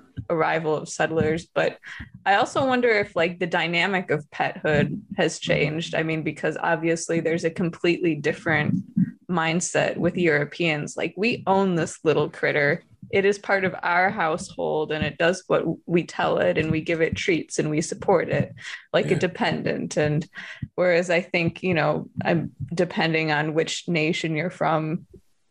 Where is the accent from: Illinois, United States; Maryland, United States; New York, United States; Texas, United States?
Illinois, United States; where I'm from in Illinois is I'm right down the road from Adlai